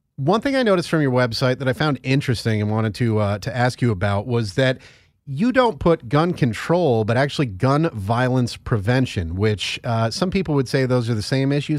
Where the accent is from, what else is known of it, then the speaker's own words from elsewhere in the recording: Northeast, United States; I'm from the Northeast